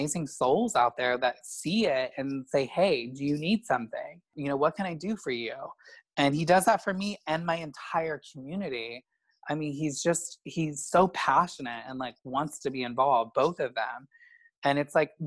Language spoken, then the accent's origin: English; Midwest, United States; now in Los Angeles, United States; I'm from the Midwest